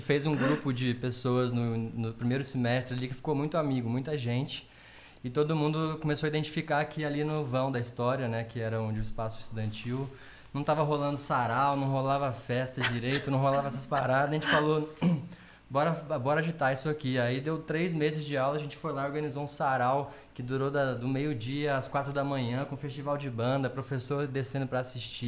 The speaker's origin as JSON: {"language": "Portuguese", "region": "south of Minas Gerais", "country": "Brazil", "said": "Eu sou do sul de Minas, venho de família evangélica, é, sempre toquei na igreja"}